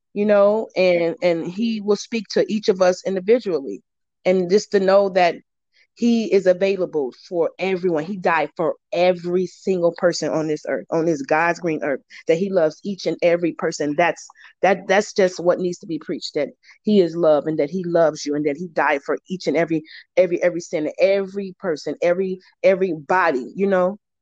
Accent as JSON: {"language": "English", "town": "Chicago", "region": "Illinois", "country": "United States", "moved": "yes", "said": "I'm from Chicago, Illinois"}